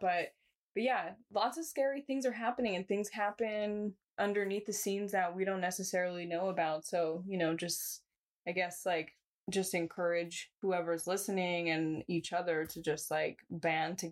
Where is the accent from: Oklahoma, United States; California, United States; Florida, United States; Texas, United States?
California, United States; San Jose; I'm from Eastside